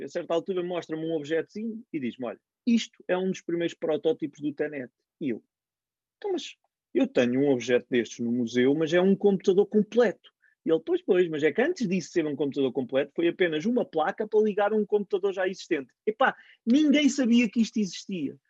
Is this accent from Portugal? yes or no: yes; Cantanhede, Coimbra District, Portugal; Cantanhede, de onde sou